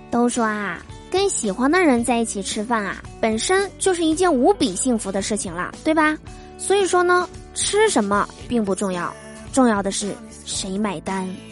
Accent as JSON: {"language": "Chinese", "region": "Northeast China", "country": "China", "said": "我是东北人嘛，是吧？在我们东北呀"}